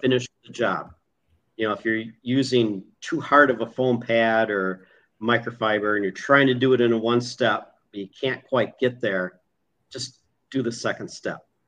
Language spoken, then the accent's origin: English; Minnesota, United States; moved away; I'm originally from Minnesota